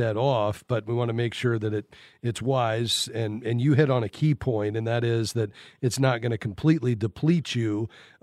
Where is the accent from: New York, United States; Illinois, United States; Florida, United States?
Florida, United States; South; I'm from South Florida myself